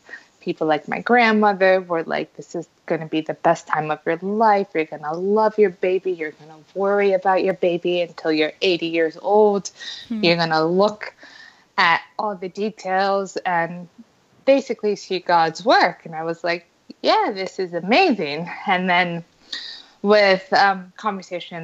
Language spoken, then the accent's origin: English; Colombia; also born or lived in United States; I am Colombian from South America, as well as American